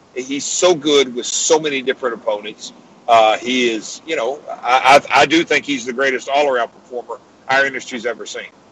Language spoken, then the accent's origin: English; Nashville, Tennessee, United States; my hometown of Nashville.